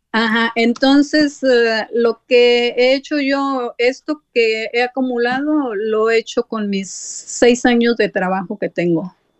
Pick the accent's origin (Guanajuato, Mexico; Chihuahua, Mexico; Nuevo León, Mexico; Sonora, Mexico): Nuevo León, Mexico; Sabinas Hidalgo; moved away; yo extraño mi México lindo y más sí porque casi somos paisanos. Yo soy de, de Sabinas Hidalgo, oh, Nuevo León